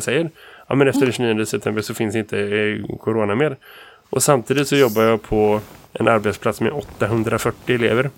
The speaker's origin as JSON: {"language": "Swedish", "country": "Sweden", "said": "jag som vit svensk man"}